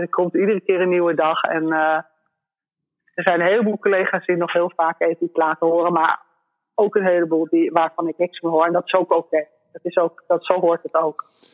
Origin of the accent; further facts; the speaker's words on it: Netherlands; moved away as an adult; also born or lived in La Palma, Spain; als Nederlander